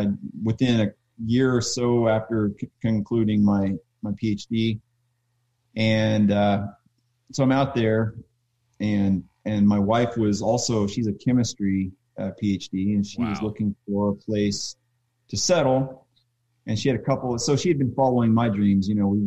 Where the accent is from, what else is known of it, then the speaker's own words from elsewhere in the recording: Oklahoma, United States; now in Wisconsin, United States; Shane and I came from Oklahoma, and we were in a homebrew club together.